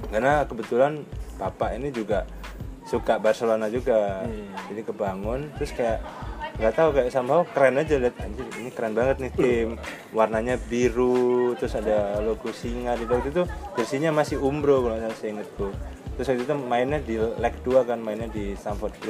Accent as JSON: {"language": "Indonesian", "town": "Surabaya", "region": "East Java", "country": "Indonesia", "said": "Jadi kita ini orang Surabaya."}